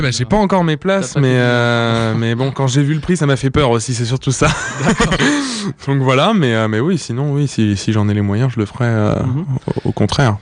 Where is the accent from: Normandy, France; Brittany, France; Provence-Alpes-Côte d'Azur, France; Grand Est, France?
Normandy, France; near Rouen; also born or lived in Yvelines; je suis né en fait dans les Yvelines, au Chénet, et j'ai vécu la plupart parle de mon enfance euh, en Normandie, près de Rouen